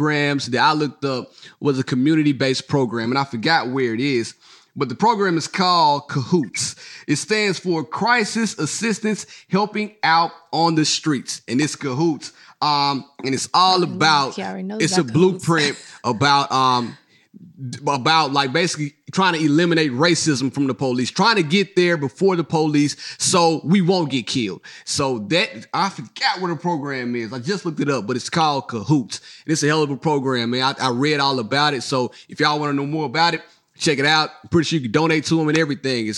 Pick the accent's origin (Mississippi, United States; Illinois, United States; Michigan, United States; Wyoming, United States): Mississippi, United States; Hazlehurst; I'm from Mississippi, so back in Hazlehurst